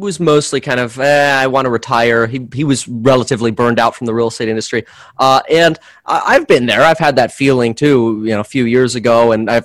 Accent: Florida, United States; also born or lived in Germany / Southern California; now in Ventura County, California, United States; I was born in Germany and got moved out to Florida when I was a year and a half old

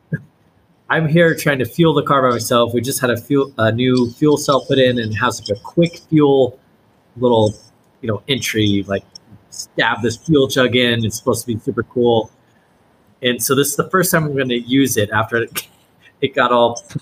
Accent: Missouri, United States; I was born in Missouri.

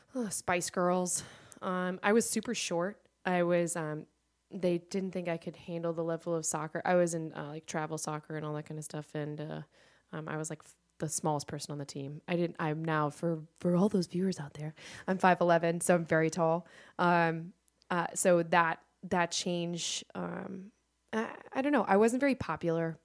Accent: Fairfax, Virginia, United States; moved away as an adult; now in Charlotte, United States; I am from, uh, the D C area, and if you're familiar with D C, I'm from Fairfax.

